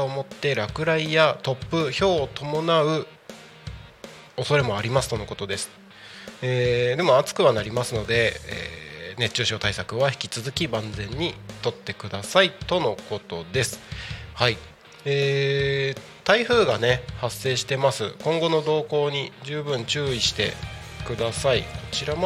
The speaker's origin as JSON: {"language": "Japanese", "region": "Aichi", "country": "Japan", "tie": "born or raised there", "also_born_or_lived": "Tokyo / Kanagawa", "moved": "as an adult", "lives_now": "Saitama, Japan", "said": "出身は愛知ですね"}